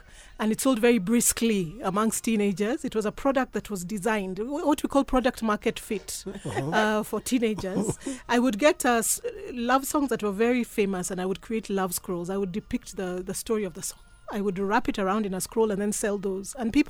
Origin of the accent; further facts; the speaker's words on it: Kenya; now in United States; Great to be here. Mm. Really, really a pleasure. So I'm a Kenyan.